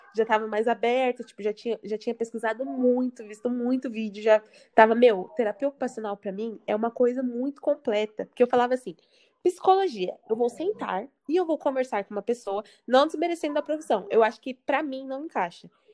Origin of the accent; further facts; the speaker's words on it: São Paulo, Brazil; now in Santos, Brazil; sou de São Paulo